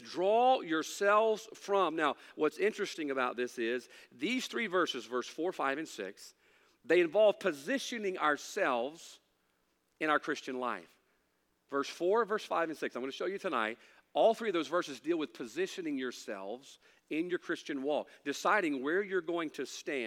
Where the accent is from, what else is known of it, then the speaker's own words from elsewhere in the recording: United States; As an American